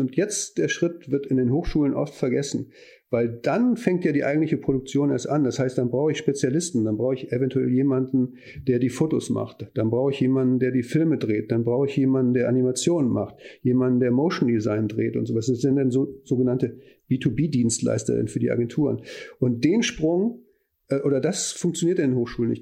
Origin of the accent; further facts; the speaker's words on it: Neuss, North Rhine-Westphalia, Germany; moved away as an adult; now in Hamburg, Germany; Ich komme aber aus dem Rheinland. Ich bin Neusser, insofern linksrheinisch